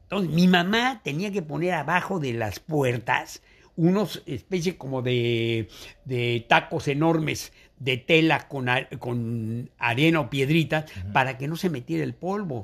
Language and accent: Spanish; Mexico City, Mexico; yo nací en la Ciudad de México, en lo que era el DF.